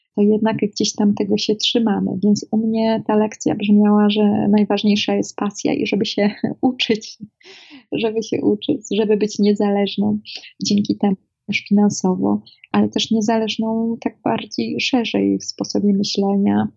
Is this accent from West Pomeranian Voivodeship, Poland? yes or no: yes; Szczecinek, West Pomeranian Voivodeship, Poland; Ja jestem, pochodzę z małego miasteczka ze Szczecinka, województwie zachodniopomorskim